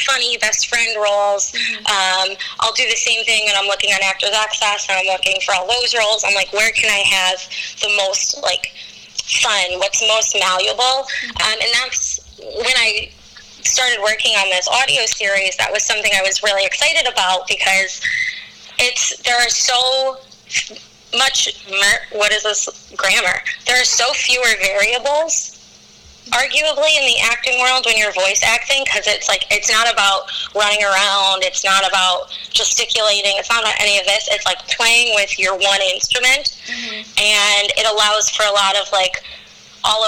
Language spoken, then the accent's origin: English; Chicago, Illinois, United States; moved away; I'm from Chicago